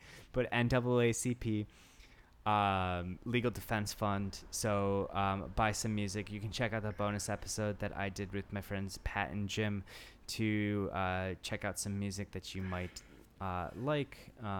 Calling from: Tokyo, Japan; calling from Tokyo.

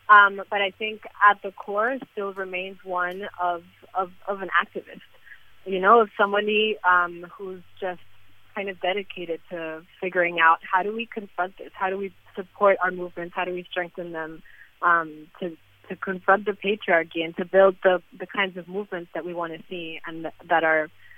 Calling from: Lima, Peru; I'm calling in from Lima, Peru.

